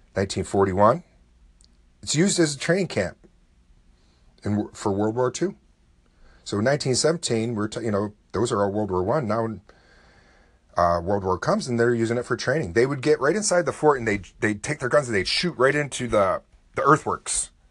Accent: Oswego, New York, United States; my hometown

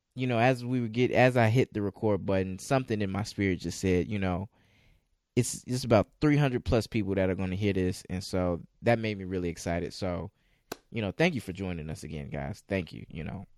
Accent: Chicago, Illinois, United States; I'm from the Chicagoland area

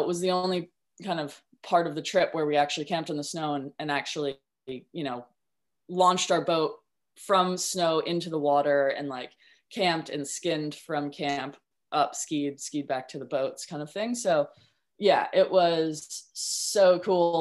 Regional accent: Vermont, United States; moved away as an adult; now in New Zealand; I grew up in Vermont actually on the Mad River.

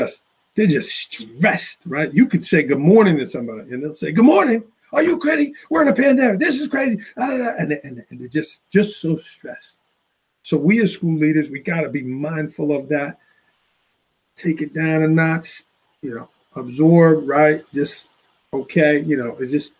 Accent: New York City, New York, United States; now in Port Jervis, United States; I grew up in Staten Island, New York

